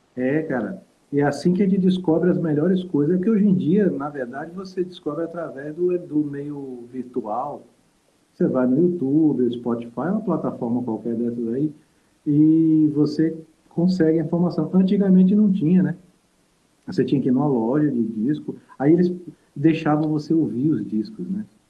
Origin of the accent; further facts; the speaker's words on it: Salvador, Bahia, Brazil; moved away as an adult; also born or lived in Minas Gerais; Não, eu sou de Salvador. Morei, morei 10 anos em Minas, né? Mas eu sou de Salvador